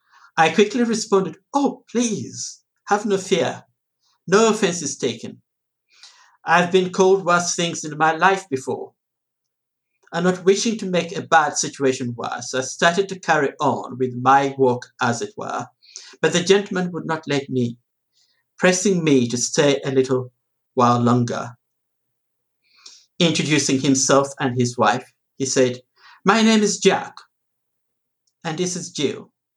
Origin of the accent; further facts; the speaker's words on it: Uganda; born there; And I am originally from Uganda, well, sort of, born in Uganda anyway.